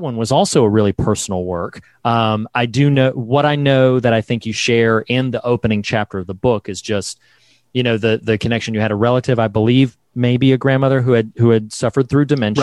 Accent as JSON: {"language": "English", "region": "North Carolina", "country": "United States", "said": "I'm from the South. I'm a North Carolina boy"}